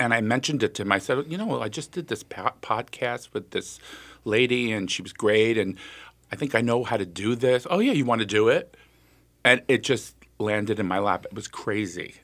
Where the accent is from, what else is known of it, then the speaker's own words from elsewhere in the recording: United States; I was born in the United States.